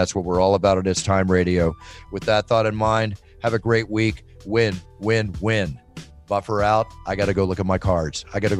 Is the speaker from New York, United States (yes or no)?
no; Texas, United States; now in California, United States; I grew up in Texas.